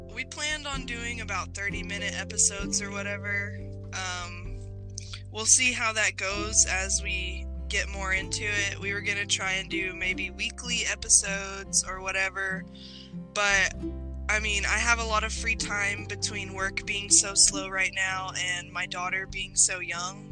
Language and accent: English; Dallas, Texas, United States; also born or lived in Tennessee / Mississippi; I grew up in the South Dallas area, places like that.